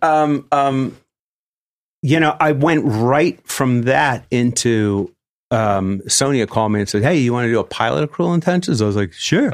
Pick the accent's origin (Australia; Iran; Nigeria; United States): United States; New York; I grew up in New York